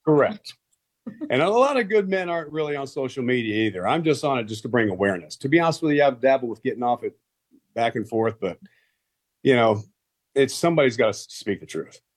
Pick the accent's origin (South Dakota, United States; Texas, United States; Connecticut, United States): Texas, United States; I grew up in Texas